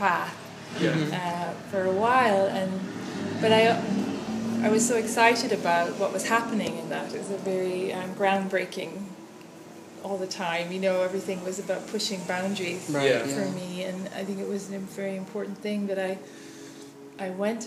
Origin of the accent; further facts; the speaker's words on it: Ireland; moved away as an adult; now in Asheville, United States; I'm from Ireland, but I live here in Asheville